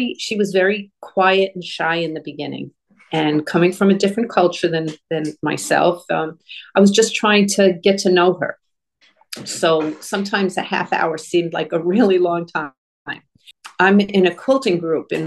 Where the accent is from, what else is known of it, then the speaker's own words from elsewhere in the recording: New Hampshire, United States; moved away as an adult; also born or lived in Florida; I'm from New Hampshire